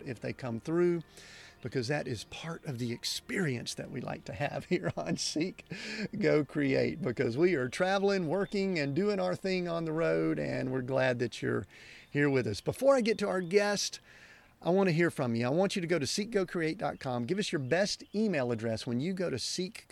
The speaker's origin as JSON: {"language": "English", "region": "Southern United States", "country": "United States", "accent": "Southern United States", "said": "my Southern United States accent"}